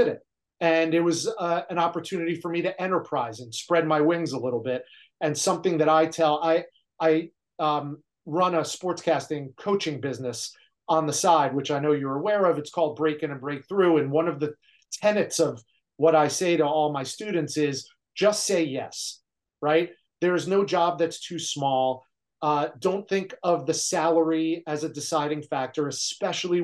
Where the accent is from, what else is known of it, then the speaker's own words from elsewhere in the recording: New Jersey, United States; moved away as an adult; also born or lived in Great Falls, Montana; I'm from New Jersey. I'm a Northeasterner. I never left that area.